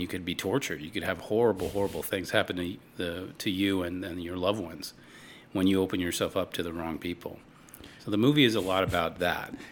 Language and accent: English; Los Angeles, California, United States; I was born in Hollywood, literally in Hollywood